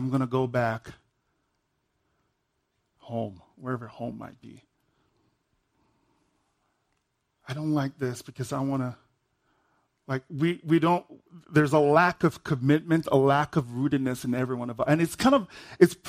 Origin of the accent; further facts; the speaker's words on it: Nigeria; I'm Nigerian.